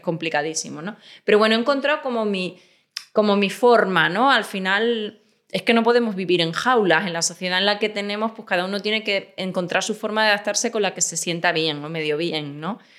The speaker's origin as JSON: {"language": "Spanish", "region": "Extremadura", "country": "Spain", "tie": "born or raised there", "also_born_or_lived": "Seville", "moved": "as an adult", "lives_now": "Madrid, Spain", "said": "Nací en Sevilla, pero me crié en Extremadura y, he vivido ahí casi siempre"}